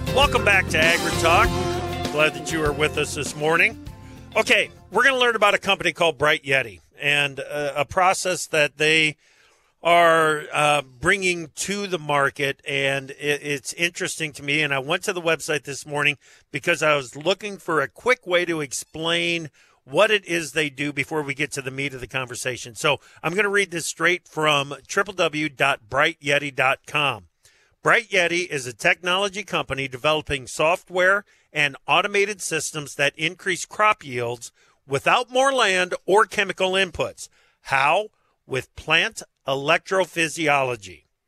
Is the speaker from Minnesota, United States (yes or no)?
no; Eastern Iowa, United States; also born or lived in Chicago; I spent three and a half years in Chicago as well after growing up in Eastern Iowa